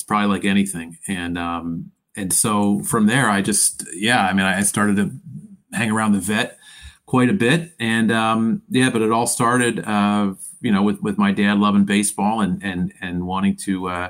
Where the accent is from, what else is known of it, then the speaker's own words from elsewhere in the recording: Philadelphia, Pennsylvania, United States; I was born in Philadelphia in 1975, and so if you fast forward ahead 5-6 years, Phillies are the best team in baseball, and I'm growing up in the suburbs